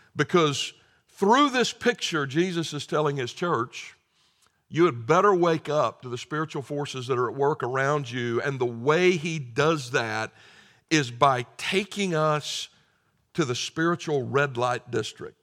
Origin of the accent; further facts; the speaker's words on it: the South, United States; growing up in the South